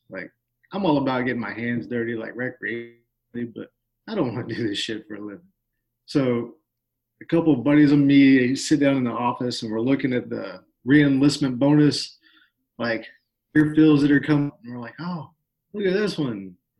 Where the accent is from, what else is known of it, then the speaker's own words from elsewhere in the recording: Northwest Florida, United States; I was born and raised here in Northwest Florida, on a horse farm of all places, believe it or not, out in the middle of nowhere.